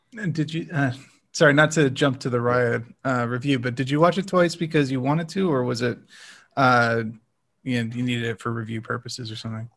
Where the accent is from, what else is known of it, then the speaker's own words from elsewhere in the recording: United States; as an American